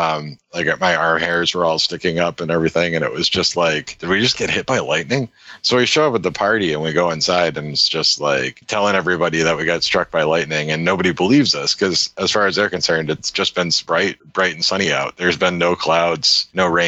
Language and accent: English; Worcester, Massachusetts, United States; I was at work one day in Worcester